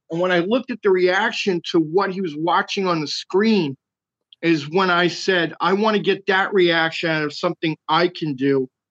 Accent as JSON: {"language": "English", "town": "Jersey City", "region": "New Jersey", "country": "United States", "tie": "born or raised there", "also_born_or_lived": "New York City", "moved": "as an adult", "lives_now": "Burbank, United States", "said": "I'm originally born and raised in Jersey City"}